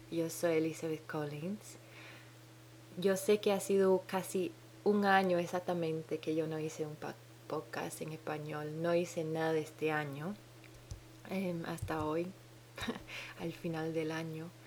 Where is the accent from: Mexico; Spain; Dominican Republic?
Dominican Republic; now in New Zealand; Mi acento rarísimo, Hace 10 años que no oigo ningún dominicano hablar.